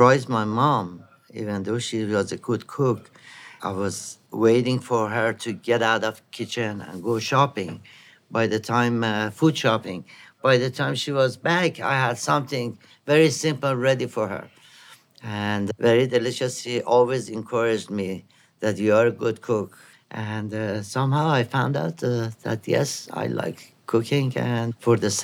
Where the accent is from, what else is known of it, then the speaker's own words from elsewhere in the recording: Iran; moved away as an adult; now in New York, United States; I had more opportunity in New York than being in Iran in my hometown.